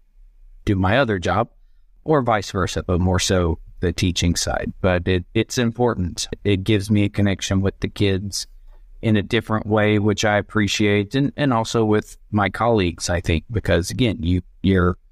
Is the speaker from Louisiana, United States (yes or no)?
no; Georgia, United States; moved away as an adult; also born or lived in Beijing, China / Brazil / Vietnam / Congo; now in Indonesia; I'm originally from Georgia in the U.S.